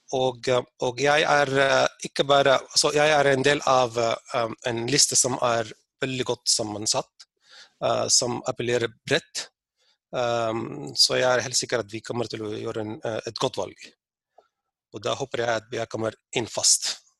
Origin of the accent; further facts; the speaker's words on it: Sudan; now in Norway; Der jeg har vokst opp